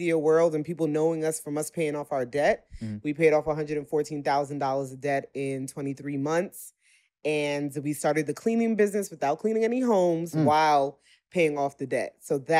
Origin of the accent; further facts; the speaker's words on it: New York City, New York, United States; moved away as an adult; now in Dallas, United States; from Brooklyn, New York, living in Dallas, Texas for the past 7 years.